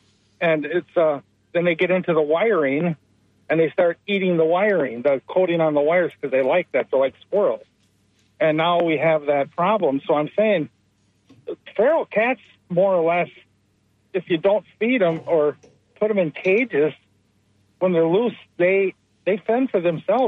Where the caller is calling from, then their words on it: Port Richey, Florida, United States; from Port Richey.